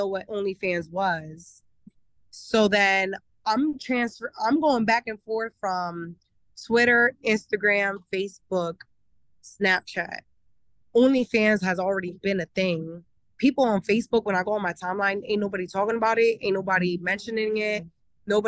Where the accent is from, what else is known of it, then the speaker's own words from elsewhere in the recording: Pennsylvania, United States; now in Miami, United States; I grew up in Pennsylvania.